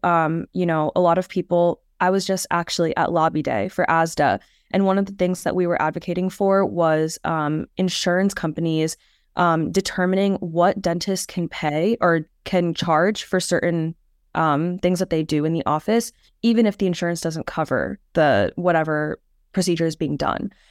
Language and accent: English; Phoenix, Arizona, United States; moved away as an adult; also born or lived in New York; now in Stony Brook, United States; I'm actually originally from Phoenix, Arizona, so kind of far away from here